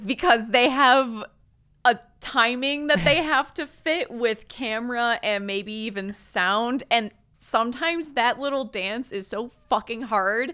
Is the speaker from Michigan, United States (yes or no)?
yes; Michigan, United States; growing up in Michigan